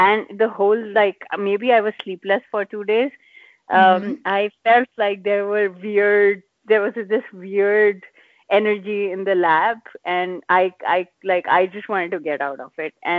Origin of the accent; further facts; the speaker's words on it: India; moved away as an adult; also born or lived in Singapore; we're Indian parents